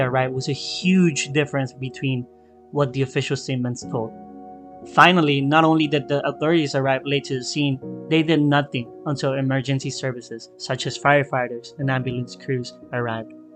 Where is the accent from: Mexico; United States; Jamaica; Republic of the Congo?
Mexico; I am from Mexico